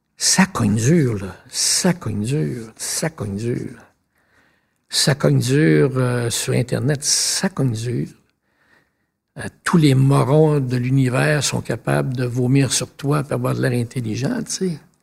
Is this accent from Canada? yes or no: yes; Sept-Îles, Quebec, Canada; also born or lived in Roberval, Quebec; now in Quebec City, Canada; je suis né à Robertval